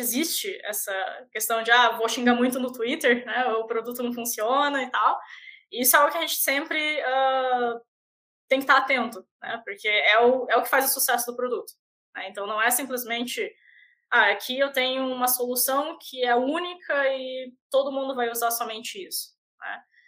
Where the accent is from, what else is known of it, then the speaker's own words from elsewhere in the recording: Paranaguá, Paraná, Brazil; accent: manezinha; moved away as an adult; also born or lived in Florianópolis / Curitiba; now in Canada; quando eu era criança, eu mudei para Paranaguá e eu cresci em Paranaguá